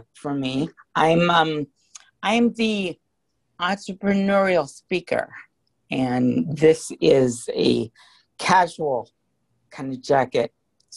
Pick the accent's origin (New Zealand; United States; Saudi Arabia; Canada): United States; Hawaii; also born or lived in San Francisco; I was born in San Francisco, but my parents divorced when I was really young, so I was raised in Hawaii